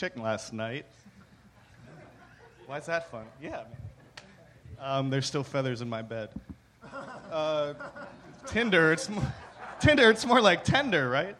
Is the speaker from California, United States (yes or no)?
no; Pittsburgh, Pennsylvania, United States; I'm from Pittsburgh